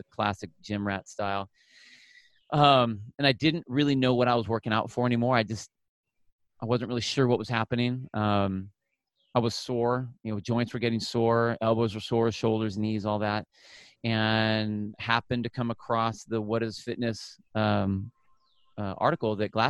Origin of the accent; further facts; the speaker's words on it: Phoenix, Arizona, United States; moved away as an adult; also born or lived in California; born in California. I grew up in Arizona. So from like 5 years old to like high school was in Phoenix